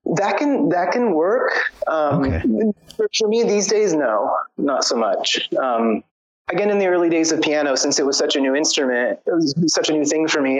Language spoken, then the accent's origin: English; San Diego, California, United States; moved away as an adult; also born or lived in Portland, Oregon; now in Serbia; I was born and raised in San Diego, and I moved to Portland, Oregon, when I was like around thirty or so